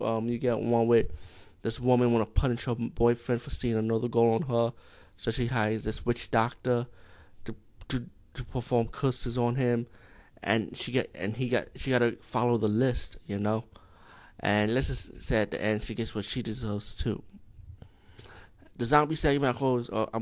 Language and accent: English; India; as being Indian